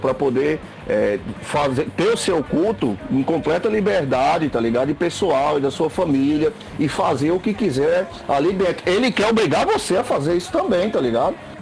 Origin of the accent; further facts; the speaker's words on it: Seridó, Rio Grande do Norte, Brazil; accent: Seridó / Rio Grande do Norte accent; E aqui faz parte do Seridó, de onde eu moro. É, o sotaque daquele pessoal é o meu, é o sotaque daqui